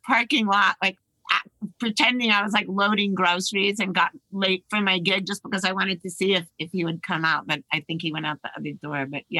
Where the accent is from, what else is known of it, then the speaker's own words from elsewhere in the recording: Los Angeles, California, United States; also born or lived in Kent Cliffs, New York; growing up in Hollywood, like most of my life